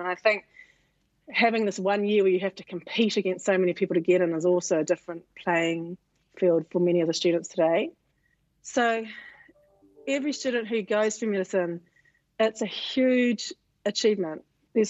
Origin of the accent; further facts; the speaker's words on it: Auckland, New Zealand; I was a little Māori girl in West Auckland